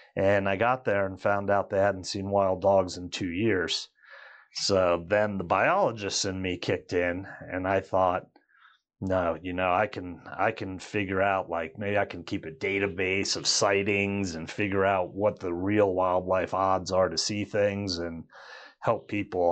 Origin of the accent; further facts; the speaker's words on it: Washington, District of Columbia, United States; moved away as an adult; now in Colorado, United States; Growing up in Washington, D C area